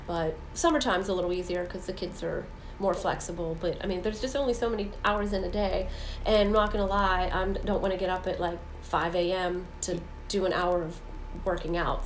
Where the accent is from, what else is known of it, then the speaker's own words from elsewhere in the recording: Saxonburg, Pennsylvania, United States; Saxonburg, my hometown where I grew up